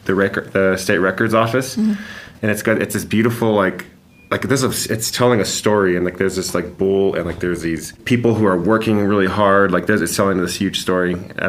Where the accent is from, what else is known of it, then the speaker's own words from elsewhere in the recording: Santa Fe, New Mexico, United States; I grew up in Santa Fe, where there's murals everywhere